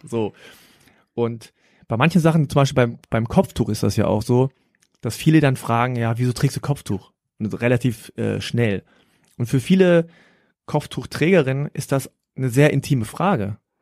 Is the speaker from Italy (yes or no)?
no; Germany; ich bin hier aufgewachsen in Deutschland und fühle mich in Deutschland natürlich heimisch